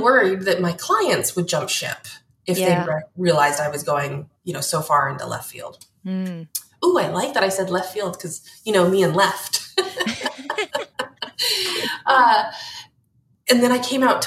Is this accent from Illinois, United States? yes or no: no; North Pole, Alaska, United States; I'm from North Pole, Alaska. I lived less than 2 miles from the Santa Claus house